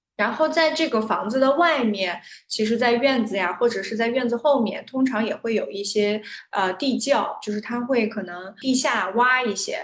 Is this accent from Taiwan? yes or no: no; Xinjiang, China; 我老家是在新疆